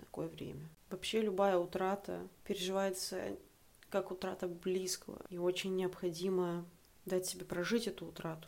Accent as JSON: {"language": "Russian", "region": "Saint Petersburg", "country": "Russia", "also_born_or_lived": "Prague, Czech Republic", "moved": "as an adult", "lives_now": "Tbilisi, Georgia", "said": "мне 25 лет, я из Санкт-Петербурга"}